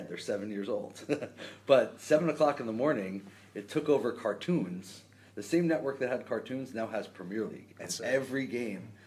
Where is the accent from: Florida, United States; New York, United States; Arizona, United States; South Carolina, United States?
New York, United States; now in Los Angeles, United States; I'm a New York Yankee fan because I grew up in New York.